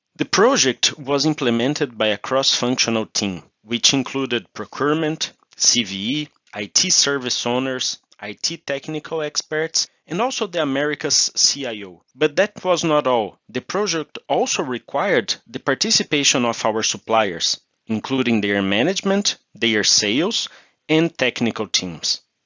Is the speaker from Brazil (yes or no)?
yes; Brazil; I'm a Brazilian, proud father of two kids